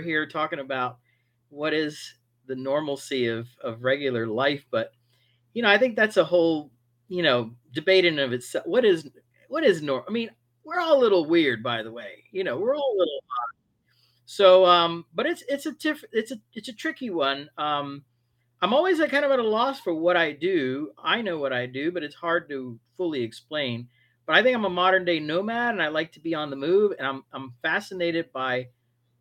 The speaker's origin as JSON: {"language": "English", "town": "Miami", "region": "Florida", "country": "United States", "tie": "born or raised there", "said": "I grew up in Miami to parents of Cuban descent, immigrants that came to the United States"}